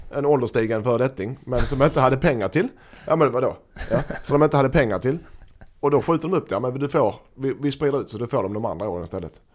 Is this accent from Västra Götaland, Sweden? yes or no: no; Helsingborg, Skåne, Sweden; som helsingborgare, som HIF, alltså som supporter som man ändå är nu för tiden